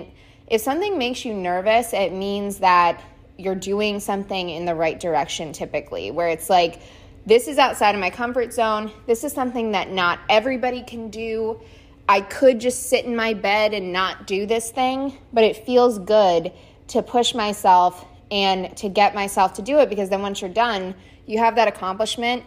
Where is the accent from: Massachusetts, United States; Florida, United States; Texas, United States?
Florida, United States; South; I grew up in South Florida, so I've lived here my whole life.